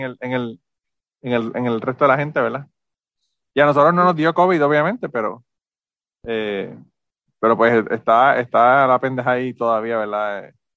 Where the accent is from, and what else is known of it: Puerto Rico